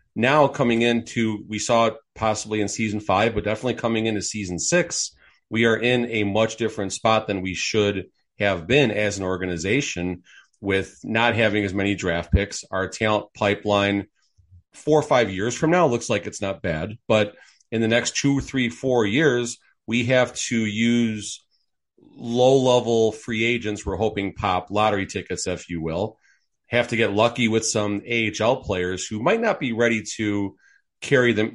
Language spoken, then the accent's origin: English; Chicago, Illinois, United States; now in Las Vegas, United States; I'm originally from Chicago, folks. I grew up at the, going to games at the Chicago Stadium